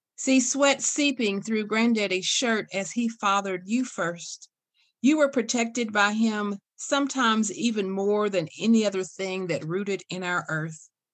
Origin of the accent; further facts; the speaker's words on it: Casey County, Kentucky, United States; I grew up in Casey County, grew up in, in a little place called Indian Creek.